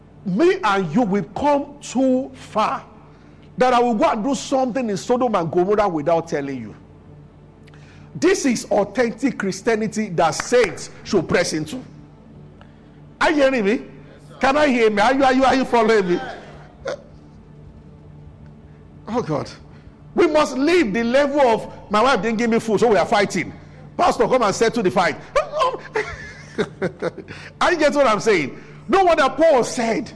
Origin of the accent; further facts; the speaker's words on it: Nigeria; I grew up in Abuja.